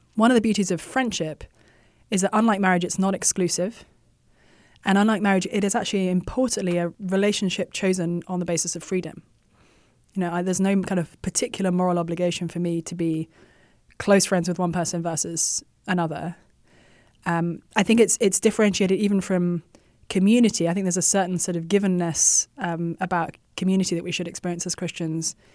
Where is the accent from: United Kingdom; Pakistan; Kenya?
United Kingdom; England; moved away as an adult; now in United States; I was born and raised in England and had no desire or intention to leave my homeland